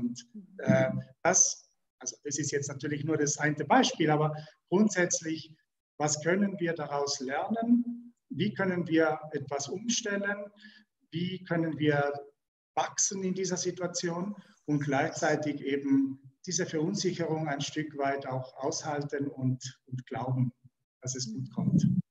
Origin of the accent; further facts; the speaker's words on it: Switzerland; wir als Schweizer